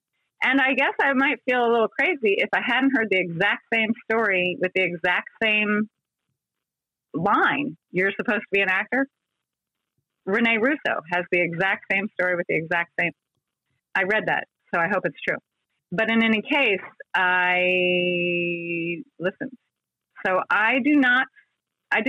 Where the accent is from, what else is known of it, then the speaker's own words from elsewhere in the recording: Columbia, Maryland, United States; I was coming from Columbia, Maryland, which at the time was 50,000 people